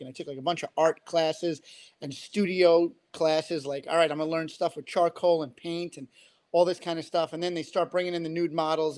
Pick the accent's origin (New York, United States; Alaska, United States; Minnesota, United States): New York, United States; New York City; I grew up in Queens, New York. If my accent didn't give me away